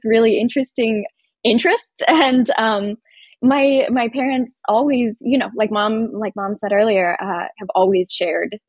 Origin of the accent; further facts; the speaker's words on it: Appalachia, United States; the place where I grew up in Appalachia